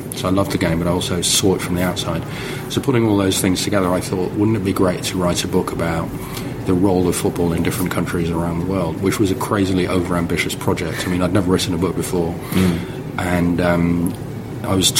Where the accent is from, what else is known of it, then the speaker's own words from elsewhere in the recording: Netherlands; I grew up in Holland, so I supported Holland